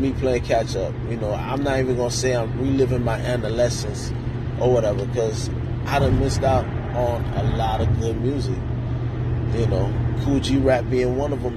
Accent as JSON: {"language": "English", "region": "New York", "country": "United States", "also_born_or_lived": "Queens / North Miami", "moved": "yes", "lives_now": "Miami, United States", "said": "I'm from New York"}